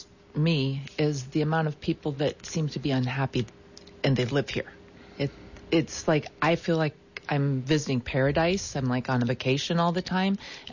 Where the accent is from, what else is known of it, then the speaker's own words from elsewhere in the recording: San Diego, California, United States; I'm from San Diego.